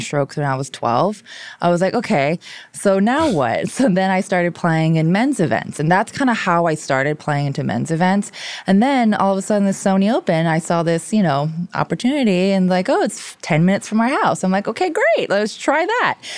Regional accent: Hawaii, United States; first language Korean; English is a second language; moved away; I grew up in Hawaii

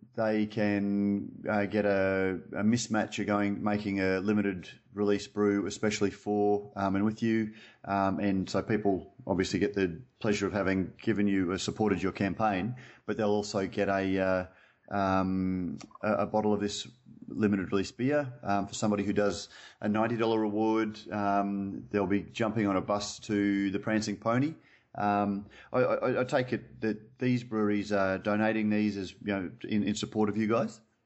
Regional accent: Queensland, Australia; I'm a Queenslander

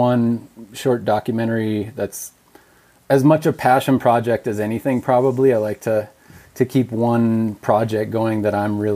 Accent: Minnesota, United States; now in Montana, United States; I grew up in Minnesota, the son of a very avid hunter

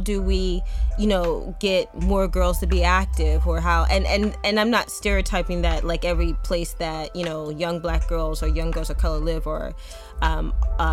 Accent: Chester, Pennsylvania, United States; I'm originally from Chester, Pennsylvania. My mom would never let us go to the windows of where we lived because it was a bad neighborhood

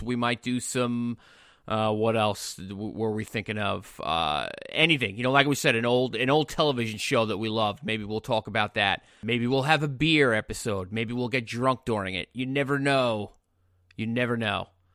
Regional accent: Long Island, New York, United States; I grew up on Long Island

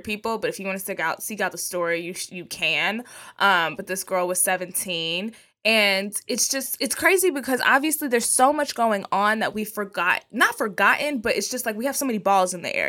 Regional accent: Texas, United States; I'm from Texas

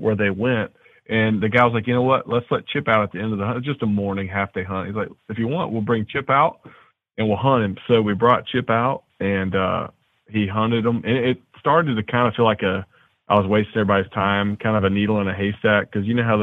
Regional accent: Nashville, Tennessee, United States; a good buddy of mine I grew up with in Nashville

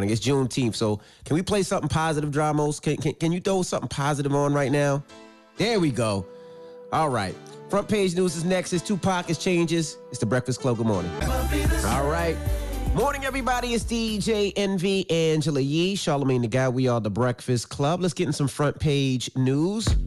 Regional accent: Indianapolis, Indiana, United States; I'm from Naptown, Indianapolis.

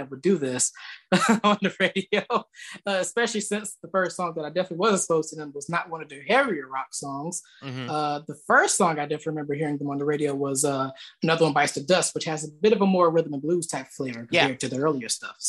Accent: the South, United States; Well, I live down here in the South and I've been raised down here all of my life, basically.

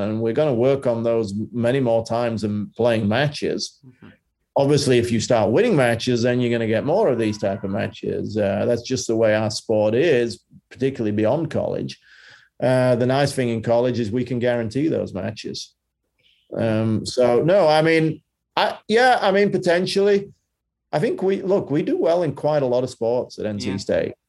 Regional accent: Yorkshire and the Humber, United Kingdom; Bromley is very different to where I grew up in Yorkshire.

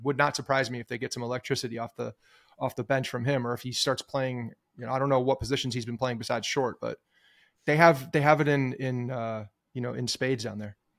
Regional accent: Ridgewood, New Jersey, United States; growing up in Ridgewood, there's a, a, the town pool is Graydon Pool

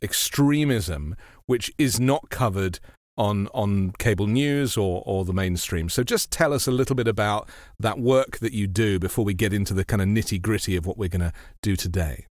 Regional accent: United Kingdom; moved away as an adult; now in United States; I'm a British journalist. I've been in the US for seven years

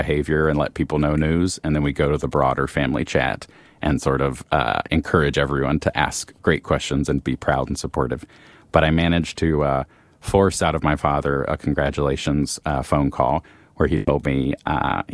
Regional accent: Roanoke, Virginia, United States; moved away as an adult; also born or lived in Myrtle Beach, South Carolina; Southern Virginia, this tiny little town, not that tiny, called Roanoke.

